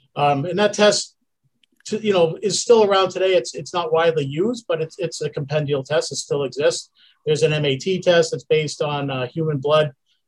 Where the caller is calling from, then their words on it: Falmouth, Massachusetts, United States; Cape Cod, Massachusetts, right down in Falmouth. Lovely, lovely summer day.